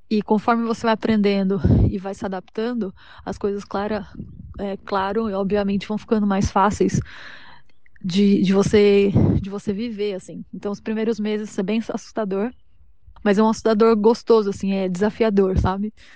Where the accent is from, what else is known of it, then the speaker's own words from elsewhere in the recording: São Paulo, Brazil; moved away as an adult; now in Mullingar, Ireland; eu sou de São Paulo e agora eu moro na Irlanda